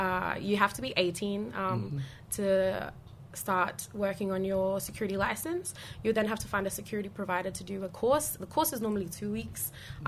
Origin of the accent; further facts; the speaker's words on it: Cairns, Queensland, Australia; So I have connections throughout Saibai and Murray Island as well. And I was born and raised here in Cairns.